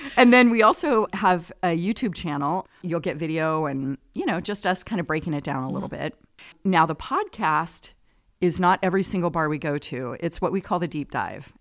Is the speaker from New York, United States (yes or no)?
no; Oceanside, California, United States; moved away as an adult; also born or lived in Newport Beach, California; now in Los Osos, United States; Southern California is where I'm from, San Diego area. born in Newport Beach, migrated down there quickly. So, spent most of my life in, um, San Diego County, Oceanside, Carlsbad, Encinitas